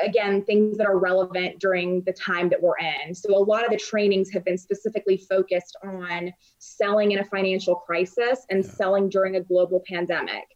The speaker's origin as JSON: {"language": "English", "town": "Raleigh", "region": "North Carolina", "country": "United States", "also_born_or_lived": "London / Dallas", "moved": "yes", "lives_now": "Chicago, United States", "said": "I'm originally from Raleigh, North Carolina. I've also lived in places like London, Dallas, and now Chicago."}